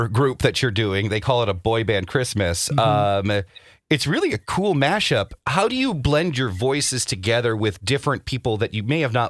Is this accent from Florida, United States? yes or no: yes; Orlando, Florida, United States; growing up in Orlando, Florida